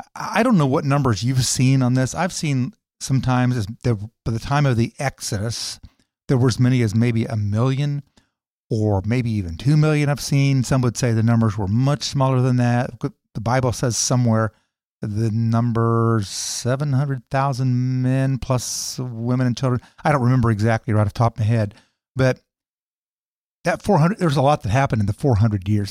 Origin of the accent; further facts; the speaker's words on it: United States; I'm a Christian and I'm an American